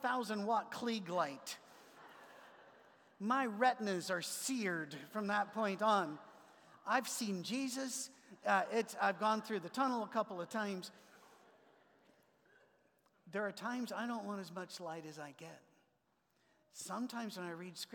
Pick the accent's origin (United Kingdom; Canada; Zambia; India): United Kingdom; Scotland; moved away; also born or lived in Ohio; I'm a Scotsman